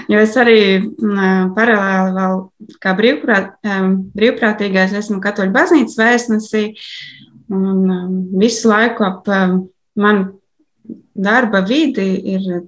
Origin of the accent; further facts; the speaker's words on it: Alūksne, Latvia; now in Riga, Latvia; Es, es dzīvoju Rīgā vairākus gadus, bet oriģināli esmu no Aluksnes.